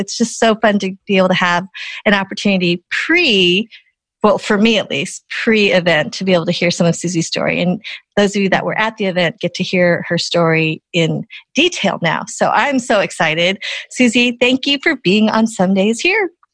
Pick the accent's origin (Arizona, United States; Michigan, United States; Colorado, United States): Colorado, United States; Boulder; me growing up in Boulder, Colorado